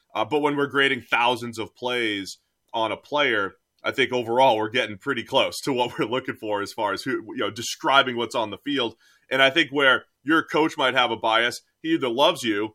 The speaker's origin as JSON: {"language": "English", "region": "New England", "country": "United States", "said": "I am from New England"}